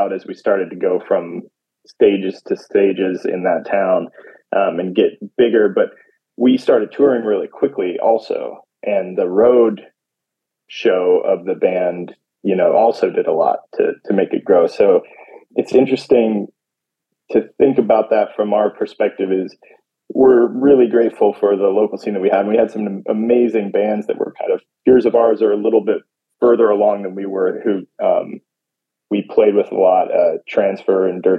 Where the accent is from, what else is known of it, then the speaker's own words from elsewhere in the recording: California, United States; also born or lived in Carson City, Nevada / Southeast Asia; I was born in Carson City, Nevada, but my family has lived all over. So it's kind of hard to say, but I mostly grew up in Southern California.